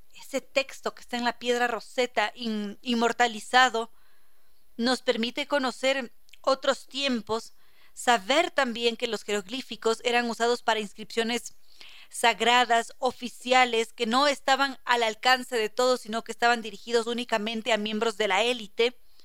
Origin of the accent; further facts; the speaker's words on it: Ecuador; aquí en el Ecuador